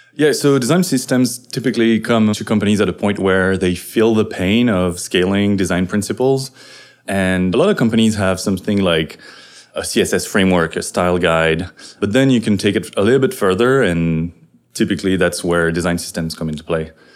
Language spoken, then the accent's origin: English; France; now in San Francisco, United States; I'm a French developer in San Francisco